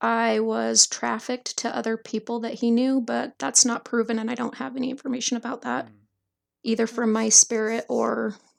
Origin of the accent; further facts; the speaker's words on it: Salt Lake City, Utah, United States; born there; So if you want to start where I was born in Salt Lake